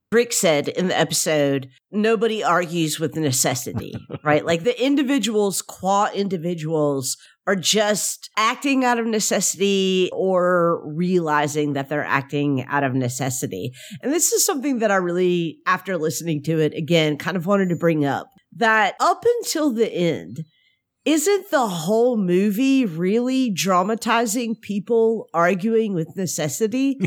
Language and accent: English; Memphis, Tennessee, United States; I'm from Memphis